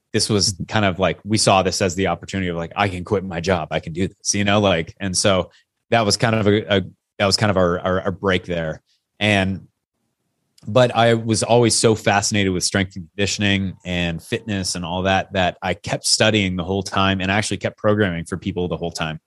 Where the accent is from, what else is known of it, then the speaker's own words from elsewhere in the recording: Yakima, Washington, United States; I grew up in Yakima, Washington